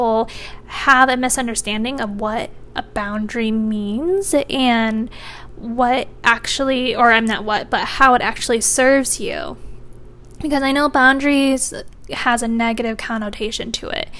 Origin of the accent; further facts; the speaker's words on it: Michigan, United States; now in Virginia, United States; I'm from Michigan, and Michigan summers are also hot, but they're not as hot as Virginia